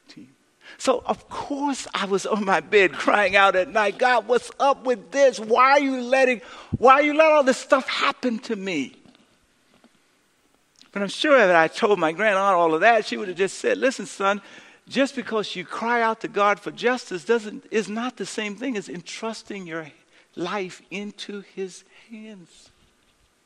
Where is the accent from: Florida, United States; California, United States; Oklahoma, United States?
California, United States; San Francisco; I was born in San Francisco, the fourth of four children, the only boy